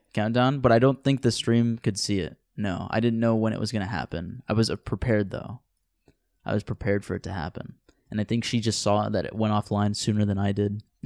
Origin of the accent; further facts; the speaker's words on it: Central Point, Oregon, United States; also born or lived in Antioch, California / Rogue River, Oregon; We moved up here like a year after I was born, but what, it wasn't here in Central Point. It was like in Rogue River and then eventually really? we moved to uh, Central Point.